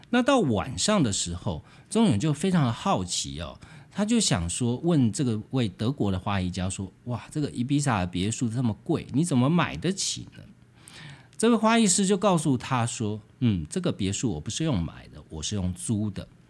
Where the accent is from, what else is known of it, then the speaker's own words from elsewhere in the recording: Taiwan; 就连我们台湾人